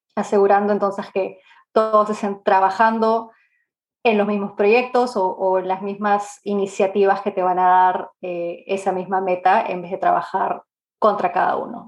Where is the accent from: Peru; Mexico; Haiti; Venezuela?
Peru; Lima; moved away as an adult; also born or lived in Canada; now in England, United Kingdom; yo nací en Lima, en Perú, y ah, en verdad hace 17 años que no vivo ahí. Me mudé a Canadá a los 18, 19 más o menos